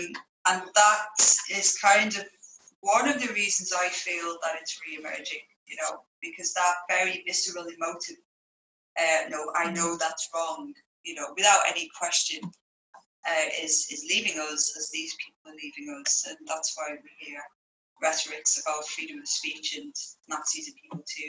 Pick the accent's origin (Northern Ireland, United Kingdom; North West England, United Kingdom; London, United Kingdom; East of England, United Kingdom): North West England, United Kingdom; Liverpool; also born or lived in Ireland / Spain; we've been moving around quite a few places, and you probably hear that on my accent as well, but Ireland was on the map, as was Spain, and bits of my childhood there, and then Liverpool during the high school years